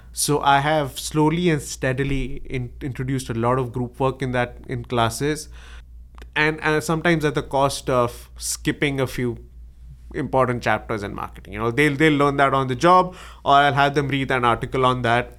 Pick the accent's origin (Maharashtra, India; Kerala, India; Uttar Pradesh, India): Maharashtra, India; Mumbai; moved away as an adult; I was born in Bombay, in, in India. It's, uh, it's now called Mumbai. And, uh, I did my engineering there.